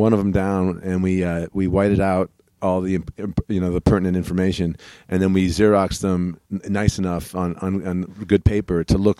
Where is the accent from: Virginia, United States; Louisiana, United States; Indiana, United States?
Indiana, United States; Lafayette; born there; I was born in Indiana, Lafayette, Indiana.